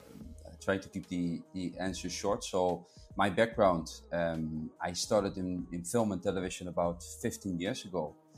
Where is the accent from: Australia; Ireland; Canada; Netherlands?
Netherlands; moved away as an adult; also born or lived in Riviera Maya, Quintana Roo, Mexico; now in Quintana Roo, Mexico; I'm originally from the Netherlands, and moved to Mexico about 11 years ago, and ended up in the Riviera Maya in Mexico's Caribbean state about 9 years ago.